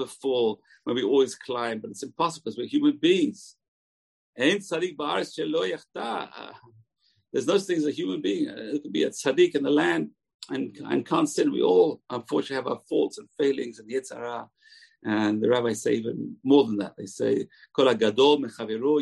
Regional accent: England, United Kingdom; moved away; I was raised in England

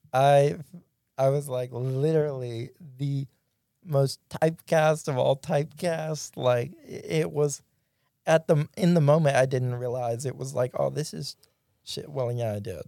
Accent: Pulaski, Mississippi, United States; now in Jackson, United States; I grew up in Pulaski

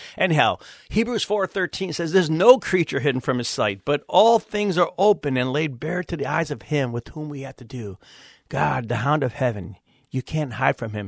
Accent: Cleveland, Ohio, United States; I'm actually from Cleveland, Ohio

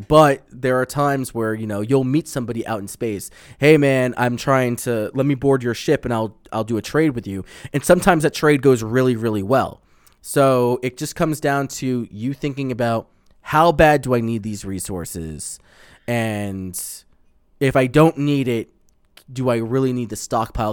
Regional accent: Long Island, New York, United States; moved away; I grew up on in Long Island.

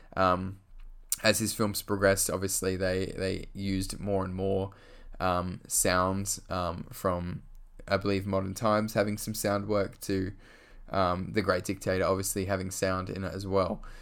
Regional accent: Australia; I'm from Australia

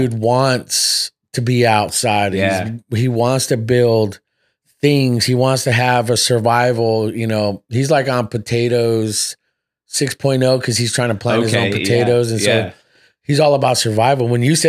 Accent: Fresno, California, United States; also born or lived in Seattle; I'm from originally from Seattle. {S1} Okay. {S0} Yeah. So I grew up here in Fresno.

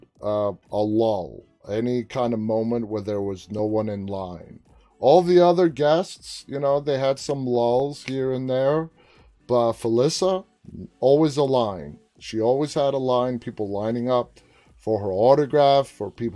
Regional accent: New York City, New York, United States; I grew up in New York City.

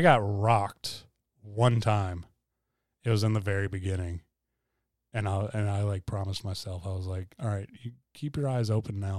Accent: Hilton Head, South Carolina, United States; moved away as an adult; I was also born in Hilton Head

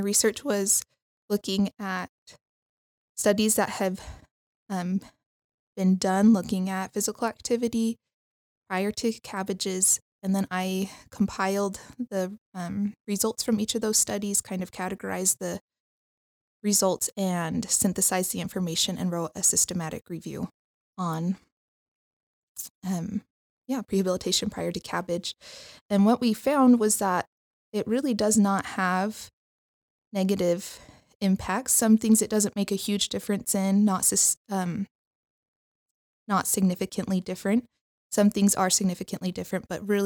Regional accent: Henderson, Nevada, United States; now in Provo, United States; I am originally from Las Vegas area, Henderson, Nevada

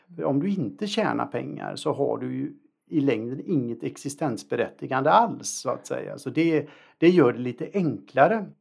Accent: Alingsås, Västra Götaland, Sweden; jag är en småstadskille från Allingsås

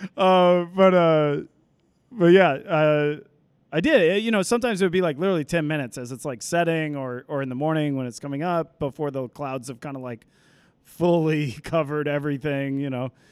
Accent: Fort Worth, Texas, United States; moved away as an adult; also born or lived in East Coast; now in Seattle, United States; I am from Fort Worth, Texas.

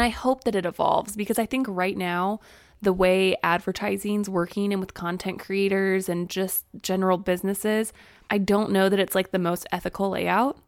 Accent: Springfield, Missouri, United States; moved away as an adult; also born or lived in Texas / Arkansas; We both grew up in Springfield, Missouri

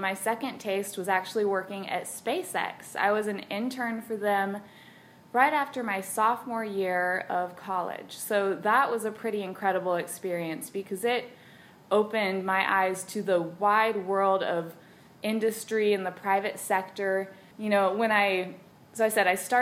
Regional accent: Brownsville, Texas, United States; I grew up in Brownsville, Texas, on the southern border.

